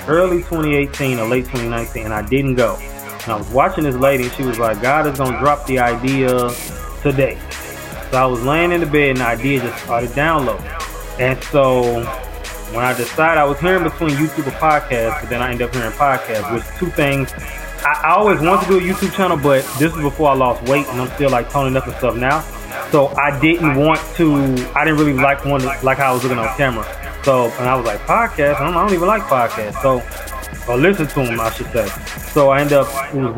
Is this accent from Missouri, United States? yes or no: yes; St. Louis, Missouri, United States; now in Houston, United States; I am from St. Louis, Missouri, in the United States. I currently live in Houston, Texas.